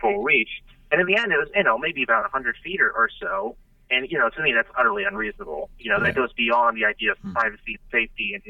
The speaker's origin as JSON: {"language": "English", "town": "St. Louis", "region": "Missouri", "country": "United States", "moved": "yes", "said": "I'm from St. Louis originally"}